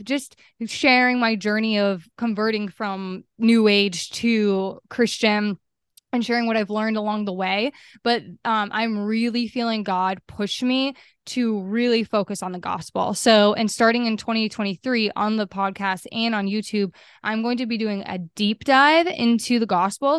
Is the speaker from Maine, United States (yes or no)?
yes; Maine, United States; I'm from Maine, and I grew up in Maine, and, um, I currently am still here